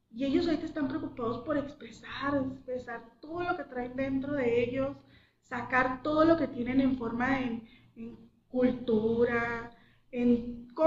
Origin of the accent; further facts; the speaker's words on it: Mexico; lo único general que tenemos todos es que somos mexicanos.